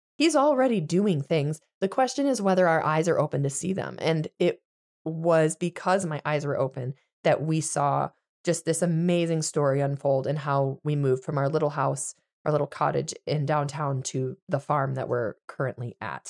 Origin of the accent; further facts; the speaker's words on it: Michigan, United States; moved away as an adult; also born or lived in Virginia / Pennsylvania; we moved to Michigan when Adeline is one. and buy a house in my hometown